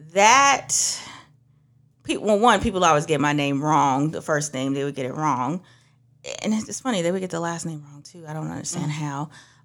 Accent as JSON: {"language": "English", "country": "Trinidad & Tobago", "also_born_or_lived": "Georgia, United States", "moved": "yes", "said": "I'm originally from Trinidad. That's going to come out some point. I used to live up north."}